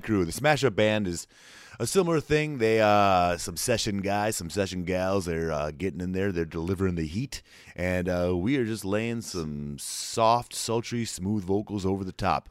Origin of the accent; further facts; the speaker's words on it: New Jersey, United States; now in Nashville, United States; I was born and raised in New Jersey